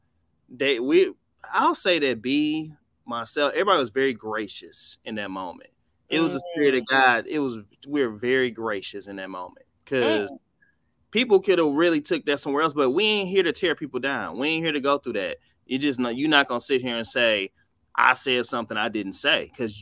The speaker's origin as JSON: {"language": "English", "town": "Detroit", "region": "Michigan", "country": "United States", "tie": "born or raised there", "said": "I grew up on the West Side, Joy Road, you know, on Rosemont. Then I was blessed to go to King High School on the East Side"}